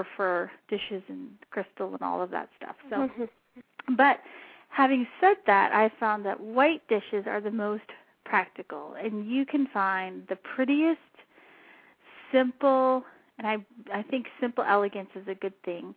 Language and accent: English; southern New Mexico, United States; moved away; I grew up in New Mexico